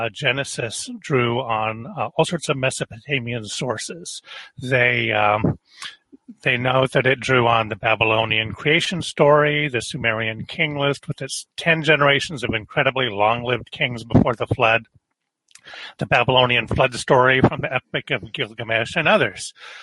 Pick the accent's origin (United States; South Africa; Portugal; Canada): United States; I have a very strong biblical background because I grew up in America